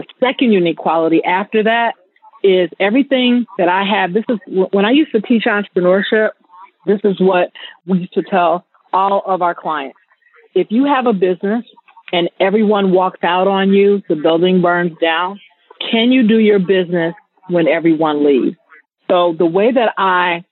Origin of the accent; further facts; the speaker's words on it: Chicago, Illinois, United States; moved away as an adult; now in Las Vegas, United States; I'm originally from Chicago. I just relocated to Vegas a year and a half ago.